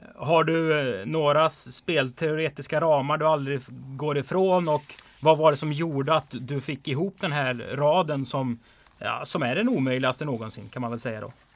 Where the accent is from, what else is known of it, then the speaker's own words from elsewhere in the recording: Strömstad, Västra Götaland, Sweden; jag är ju också från Bohuslän, Strömstad